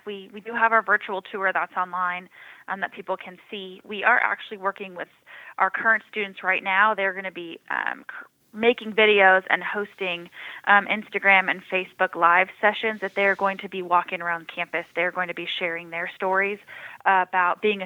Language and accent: English; San Diego, California, United States; moved away as an adult; now in Rock Hill, United States; born and raised in San Diego